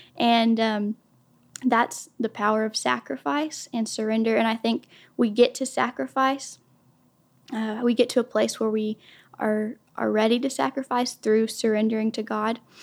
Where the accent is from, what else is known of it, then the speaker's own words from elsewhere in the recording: Durant, Oklahoma, United States; I am from Durant, Oklahoma. I've been here since I was about eleven years old.